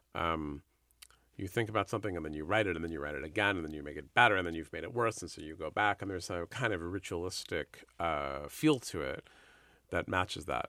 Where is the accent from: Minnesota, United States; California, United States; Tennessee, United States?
California, United States; San Francisco; I grew up in San Francisco